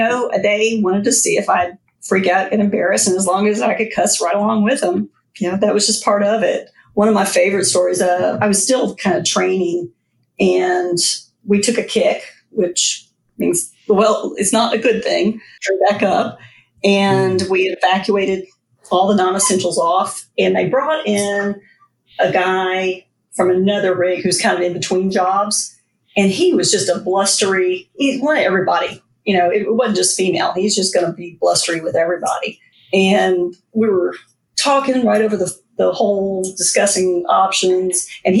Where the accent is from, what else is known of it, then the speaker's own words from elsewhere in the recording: Louisiana, United States; born there; I was born in South Louisiana, even though we moved around a lot after that.